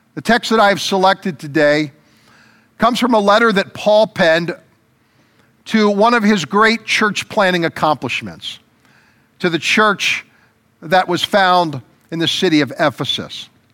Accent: United States; as American citizens

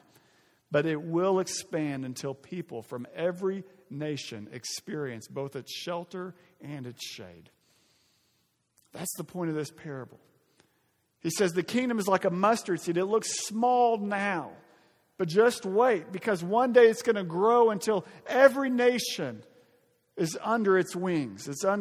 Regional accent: Arkansas, United States; my home state of Arkansas

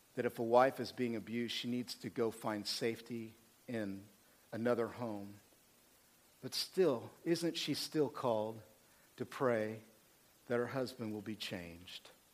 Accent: Oklahoma, United States; I'm from Oklahoma

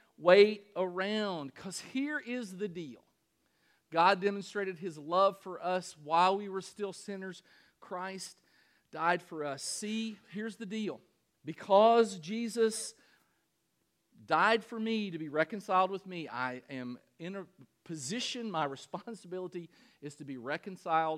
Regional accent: Danville, Kentucky, United States; In Danville, Kentucky, my hometown

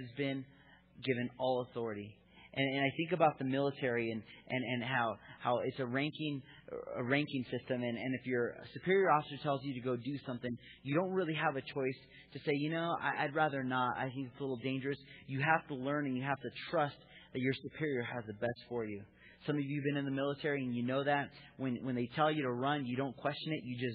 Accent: United States; I was raised as an American

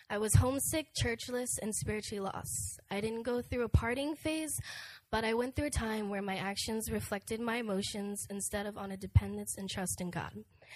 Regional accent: Pennsylvania, United States; also born or lived in Massachusetts; I was born in Massachusetts to an interracial couple. My mother is Korean and my father is African American. When I was younger, we moved to Pennsylvania to a small town in a nice neighborhood that was predominantly Caucasian.

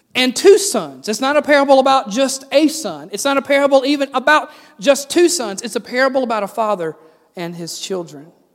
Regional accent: the South, United States; I'm from the South

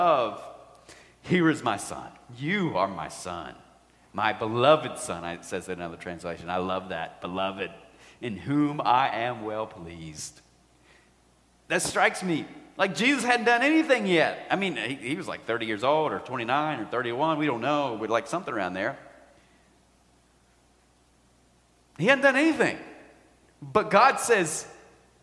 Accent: United States; we are Americans.

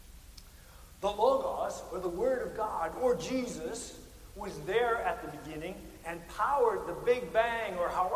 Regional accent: Midwest, United States

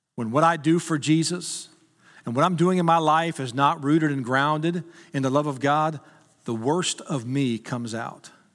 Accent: Texas, United States; I was from Texas

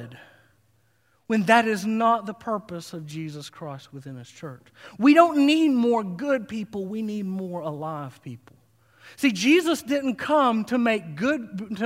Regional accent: Harlan County, Kentucky, United States; moved away; my hometown, Harlan County, USA

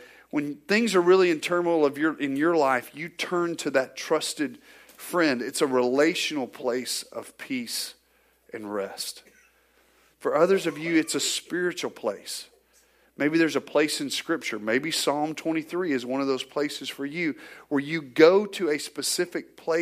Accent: Northwest Arkansas, United States; growing up in Northwest Arkansas, we raised cattle

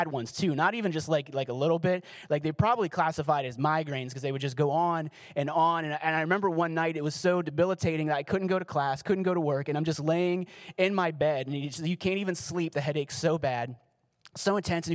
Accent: Pittsburgh, Pennsylvania, United States; I was from Pittsburgh, so we had the whole Pennsylvania connection going on

